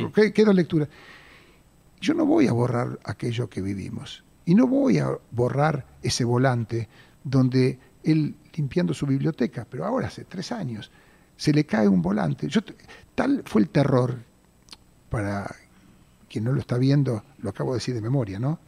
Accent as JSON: {"language": "Spanish", "region": "Buenos Aires", "country": "Argentina", "tie": "born or raised there", "said": "Yo de hecho nací en Mataderos, en esa, en esa casa"}